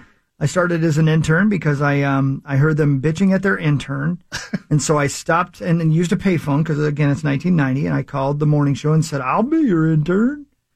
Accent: Indiana, United States; you could hear us in Columbus, you could hear us in Springfield, all the way back to my hometown

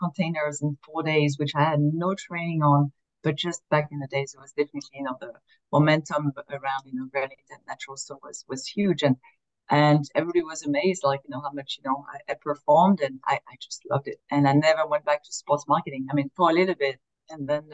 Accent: France; moved away as an adult; now in Philadelphia, United States; I was born and raised in France. I've been here in the US for 20 years

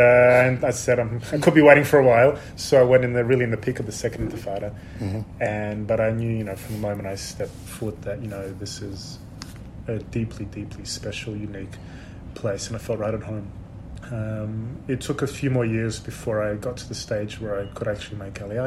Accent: Sydney, New South Wales, Australia; moved away as an adult; also born or lived in Odessa, Ukraine; now in Israel; I grew up in Sydney

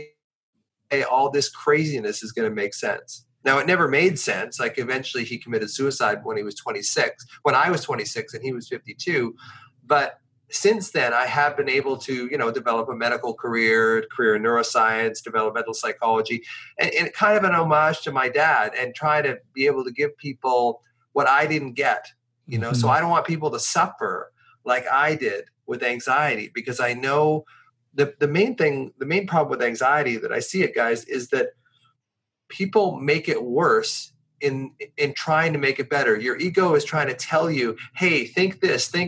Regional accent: Victoria, British Columbia, Canada; also born or lived in Ontario; he decided when I was 10 years old that he was going to move from Ontario, hitchhike from Ontario to the farthest west place he could go, which was Victoria, British Columbia

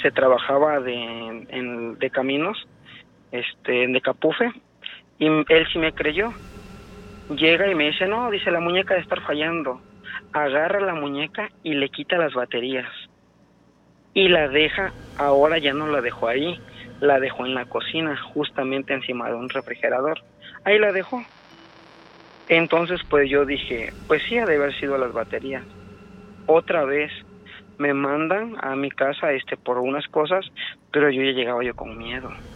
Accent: Orizaba, Veracruz, Mexico; now in Tuxtla Gutiérrez, Mexico; yo vivo, soy de Orizaba, Ajá. pero vivo aquí en Tuzla Gutiérrez

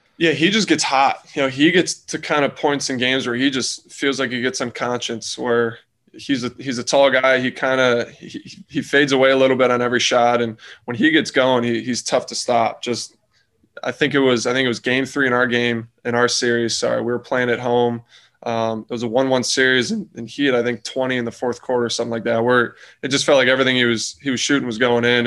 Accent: Clifton Park, New York, United States; moved away; I'm from New York. I'm not from the city

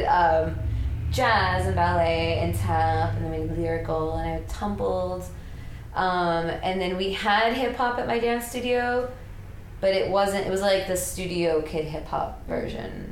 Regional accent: Miami, Florida, United States; I grew up in Miami, Florida

